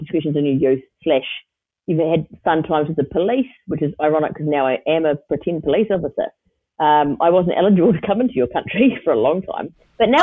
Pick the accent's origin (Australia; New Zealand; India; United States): New Zealand; Wellington; I grew up in Miramar, which is right near the airport in Wellington